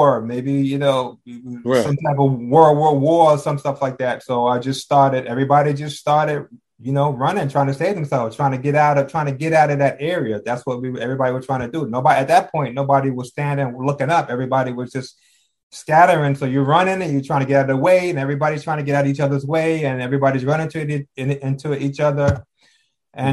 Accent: New Jersey, United States; I'm from Jersey

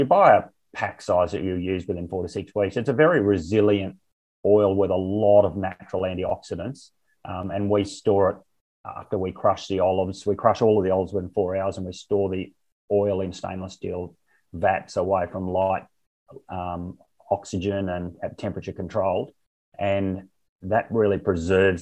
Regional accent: Barcaldine, Queensland, Australia; moved away as an adult; I was born on a farm at Barcaldine and had my first 23 years there.

